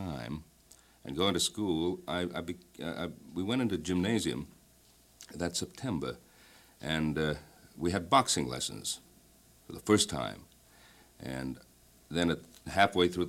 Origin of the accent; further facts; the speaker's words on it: Ottawa, Ontario, Canada; moved away; I was born in the city which is known as the capital of Canada, Ottawa